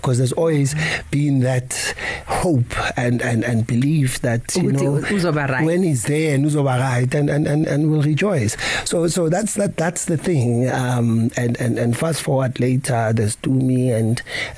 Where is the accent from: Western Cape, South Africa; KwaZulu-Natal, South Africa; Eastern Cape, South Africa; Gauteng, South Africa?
Gauteng, South Africa; Soweto; I grew up in Soweto, born and bred there